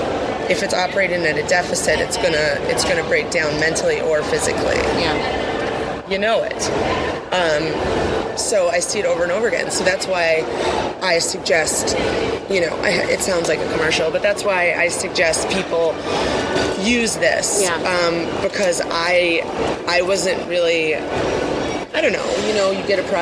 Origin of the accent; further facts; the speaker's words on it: Wisconsin, United States; I'm from Wisconsin